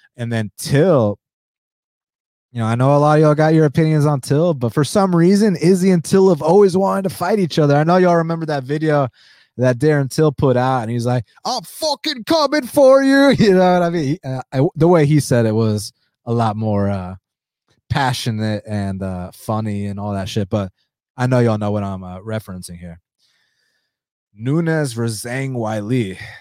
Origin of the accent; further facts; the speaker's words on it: United States; first language Spanish; English is a second language; I'm a first generation American. Um, but then, obviously, growing up in the United States